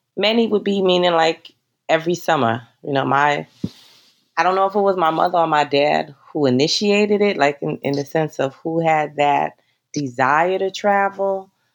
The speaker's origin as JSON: {"language": "English", "town": "New York City", "region": "New York", "country": "United States", "also_born_or_lived": "Northern Westchester County, New York", "lives_now": "Westchester County, United States", "said": "I am from Bronx, New York"}